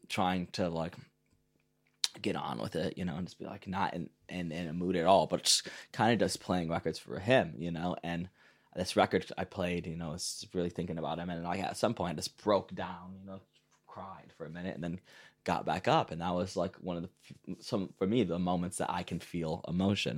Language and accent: English; Detroit, Michigan, United States; moved away as an adult; now in Berlin, Germany; growing up in Detroit